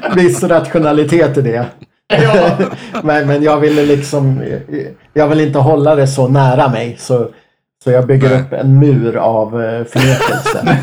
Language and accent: Swedish; Enköping, Uppsala County, Sweden; jag är ju från Enköping